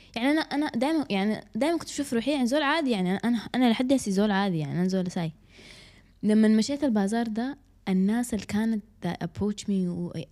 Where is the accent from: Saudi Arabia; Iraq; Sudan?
Sudan; احنا كسودانيين